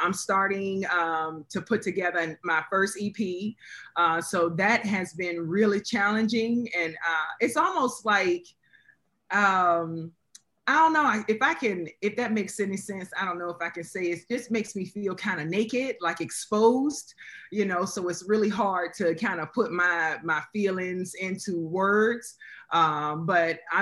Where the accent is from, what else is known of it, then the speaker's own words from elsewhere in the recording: Virginia Beach, Virginia, United States; I'm from Virginia Beach, Virginia